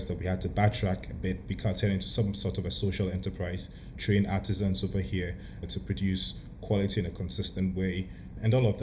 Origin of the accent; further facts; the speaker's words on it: Ghana; being African and being Ghanaian as well